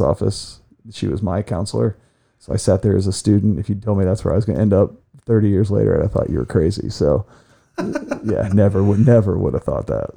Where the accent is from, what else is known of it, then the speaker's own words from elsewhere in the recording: Ashland, Ohio, United States; also born or lived in Clyde, Ohio; I was born here in Ashland at Samaritan Hospital. Swore I'd never stay left for a while, got robbed by my neighbors on my first teaching job, and moved back home